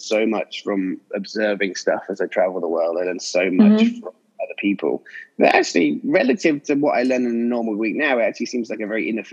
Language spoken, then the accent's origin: English; English countryside, England, United Kingdom; I grew up in English countryside.